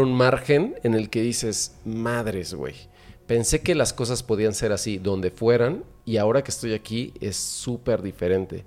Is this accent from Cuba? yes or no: no; Mexico; yo ya no soy el mexicano que está orgulloso de ser mexicano